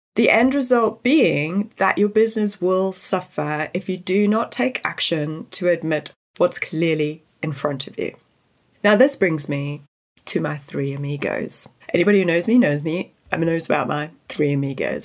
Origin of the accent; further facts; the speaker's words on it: South Africa; I grew up in South Africa where natural resources were always stretched